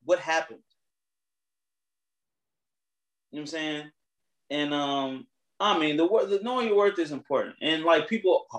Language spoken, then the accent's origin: English; United States; we're American. We live in America